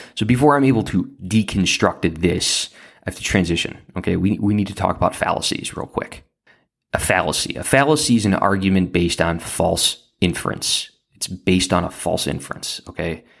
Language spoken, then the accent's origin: English; Central Lake County, Illinois, United States; I grew up in Central Lake County.